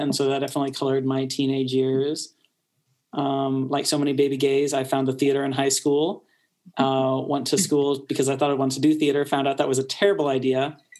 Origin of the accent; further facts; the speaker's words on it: Kansas City, United States; being Iranian American in a painfully white suburb of Kansas City was trying at times.